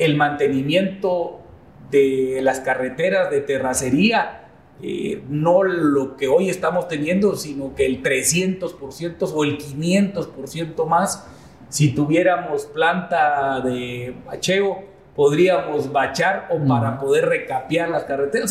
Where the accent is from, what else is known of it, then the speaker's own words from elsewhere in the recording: Escuintla, Guatemala; yo nací en Escuintla.